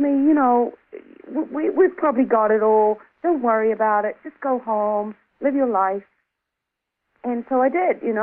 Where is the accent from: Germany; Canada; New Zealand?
New Zealand; moved away as an adult; also born or lived in Australia; I'm originally from New Zealand, but I was living in Australia at the time.